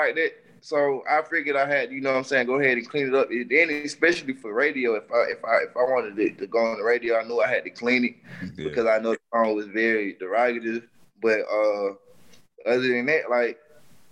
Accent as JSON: {"language": "English", "town": "Atlanta", "region": "Georgia", "country": "United States", "said": "I'm from DeKalb County, I'm from East Atlanta Zone 6"}